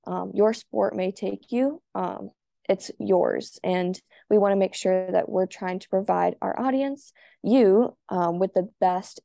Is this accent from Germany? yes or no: no; United States; I am a swimmer from the United States